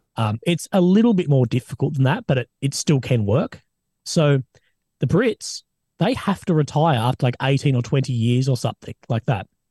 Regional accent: Australia; I'm an Aussie, man.

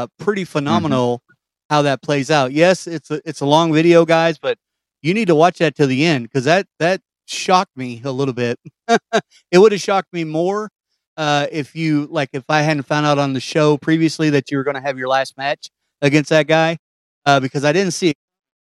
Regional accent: Kentucky, United States; I was the guy from Kentucky

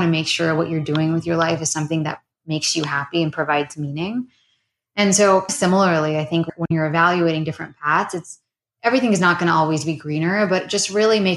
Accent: Southern California, United States; also born or lived in Arizona / Sacramento; I grew up in Southern California

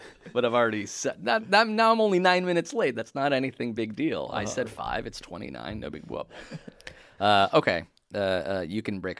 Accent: Israel; but I was born in Israel.

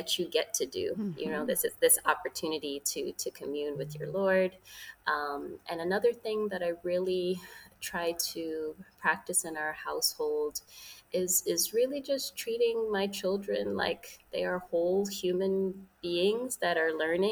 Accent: New York City, New York, United States; I was raised in New York City to Jamaican immigrants

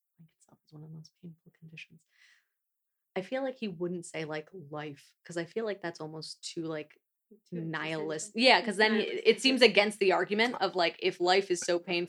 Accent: New Jersey, United States; moved away as an adult; now in Central Jersey, United States; we're both from North Jersey and we acknowledge the existence of Central Jersey. But apparently there's this debate that Central Jersey does not exist. And then I moved down here

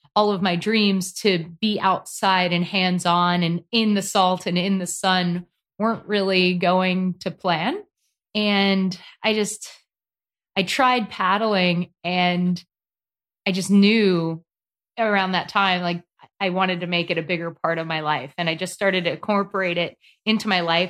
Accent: North Carolina, United States; also born or lived in Santa Barbara, California; I'm from North Carolina. It is nice and warm here

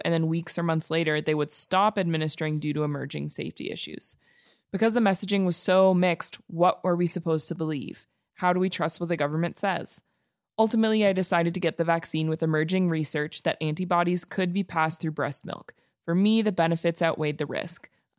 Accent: Alberta, Canada; Well, here I am. I will start off by saying, yes, I am from Alberta.

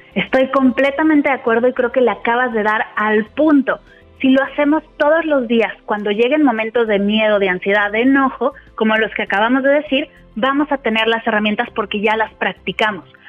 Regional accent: Mexico City, Mexico; moved away as an adult; now in Spain; De Ciudad de México.

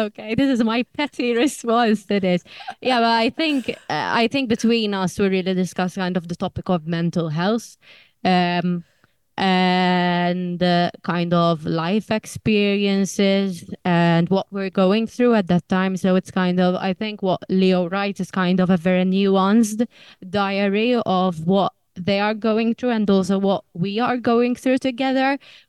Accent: Malta; now in United Kingdom; that's kind of us three, Leanne, me and Leona, finding our feet as immigrants in the UK because we're originally from Malta.

